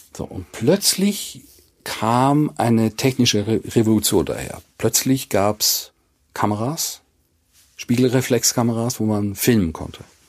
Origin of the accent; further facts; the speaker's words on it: Basel, Basel-Stadt, Switzerland; now in Hamburg, Germany; ich bin aus Basel